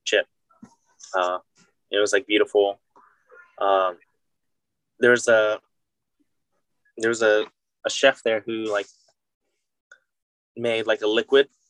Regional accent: Lafayette, Louisiana, United States; moved away as an adult; also born or lived in Baton Rouge, Louisiana; now in Washington, D.C., United States; Lafayette, Louisiana, which is like my hometown where my family lives

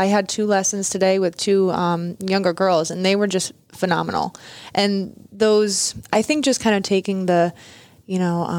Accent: Connecticut, United States; also born or lived in California; now in Inverness, Florida, United States; I grew up in Connecticut.

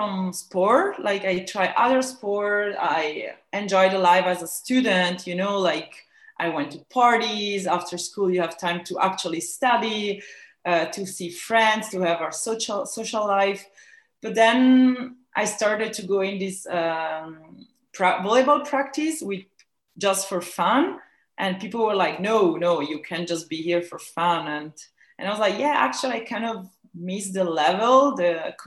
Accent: Ticino, Switzerland; in Ticino, is the Swiss Italian part of Switzerland, in a little village.

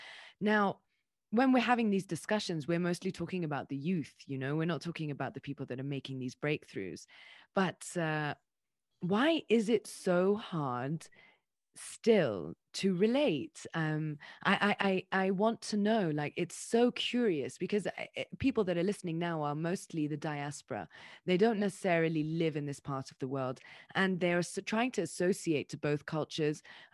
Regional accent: Dubai, United Arab Emirates; I was like born and raised in Dubai

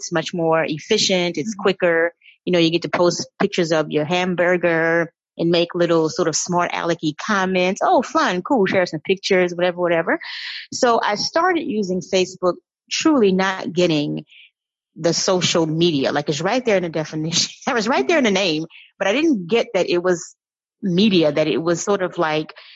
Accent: New Orleans, Louisiana, United States; moved away as an adult; also born or lived in New York City / Rwanda / Shanghai; I was born and raised in New Orleans

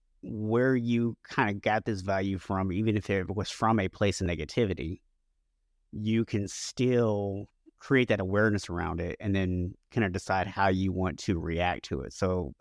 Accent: Florida, United States; also born or lived in Oklahoma; when I was 7 years old, we actually moved. I was born in Oklahoma and we moved to Florida.

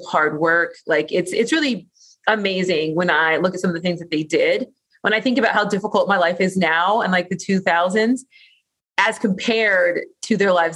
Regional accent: Orange County, Southern California, United States; raised here in Southern California. I am one of those mysterious unicorn locals that you meet walking the streets of SoCal, but I'm from Orange County

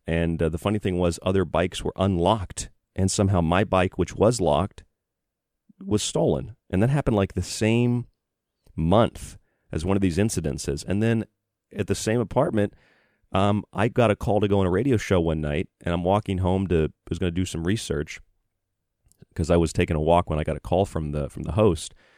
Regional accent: Florida, United States; also born or lived in Boise, Idaho / Tucson, Arizona / Morgantown, West Virginia / Rochester, New York; now in Bloomfield, New York, United States; I'm from Florida.

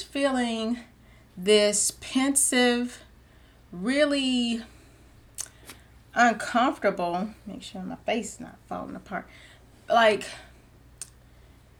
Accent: Georgia, United States; I'm a Georgia peach

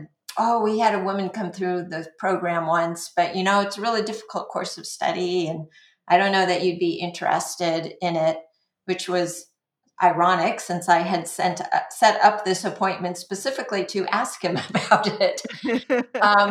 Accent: La Mesa, California, United States; also born or lived in Los Angeles area; we moved to a suburb of San Diego, La Mesa, when I was about a year old, from the Los Angeles area.

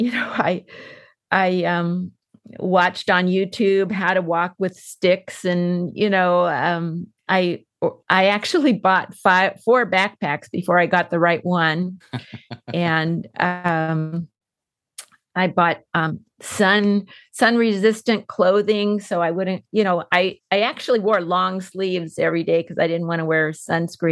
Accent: San Diego, California, United States; I was born in San Diego. I had five siblings. We grew up.

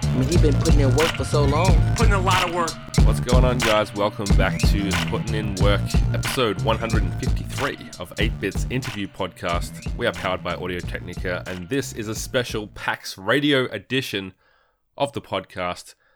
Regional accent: Warrnambool, Victoria, Australia; also born or lived in Geelong; growing up in Warrnambool

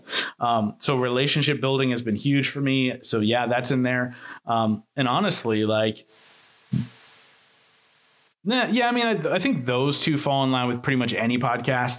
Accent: Pennsylvania, United States; I'm from Pennsylvania

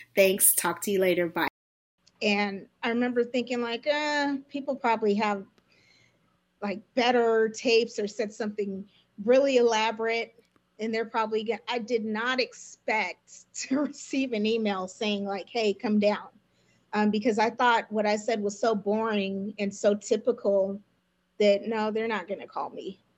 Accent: Lancaster, California, United States; I'm from Lancaster, California.

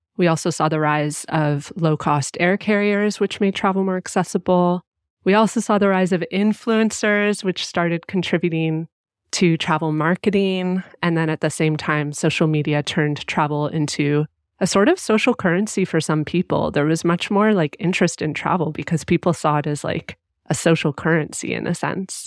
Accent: Canada; I was raised here and I'm Canadian

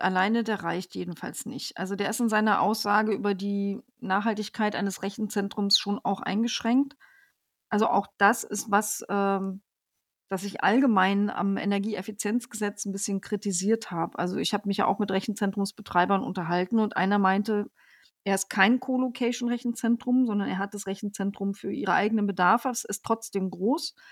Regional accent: northern Brandenburg, Germany; Ich komme ja aus dem Norden von Brandenburg.

